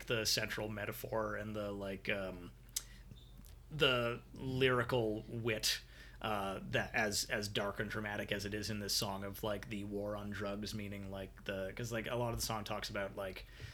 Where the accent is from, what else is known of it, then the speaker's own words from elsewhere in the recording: Canada; that's how I pronounce it as a Canadian